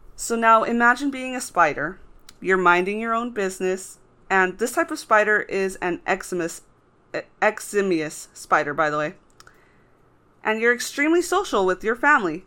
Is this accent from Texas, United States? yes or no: yes; Texas, United States; I grew up in Texas